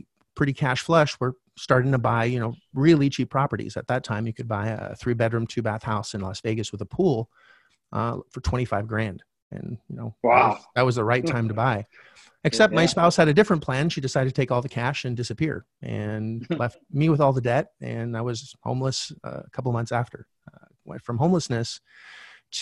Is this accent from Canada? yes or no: yes; Canada; I'm originally from Canada.